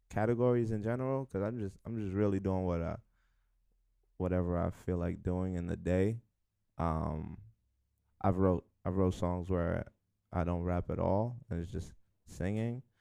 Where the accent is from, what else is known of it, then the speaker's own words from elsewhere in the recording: New York City, New York, United States; from the Bronx, Hunts Point.